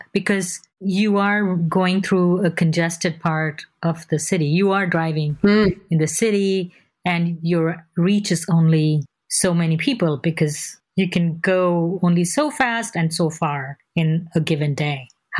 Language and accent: English; India; So that's how I grew up in India.